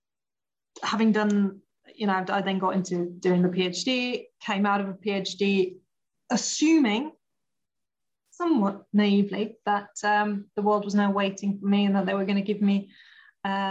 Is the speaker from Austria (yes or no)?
yes; Austria; English is a second language; moved away as an adult; also born or lived in Portsmouth; now in United Kingdom; born and raised in Austria, went to design university over there